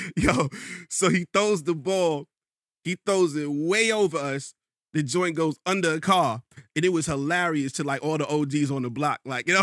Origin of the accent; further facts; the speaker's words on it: New York, United States; also born or lived in Rochester, New York; I'm from Queens